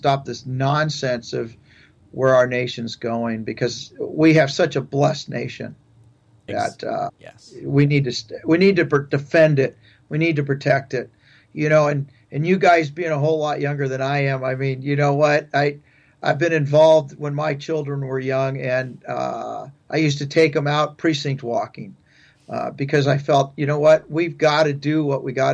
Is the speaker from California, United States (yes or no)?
yes; San Pedro, California, United States; moved away as an adult; also born or lived in Stockton area, California; I grew up in Southern California, in San Pedro area and down that way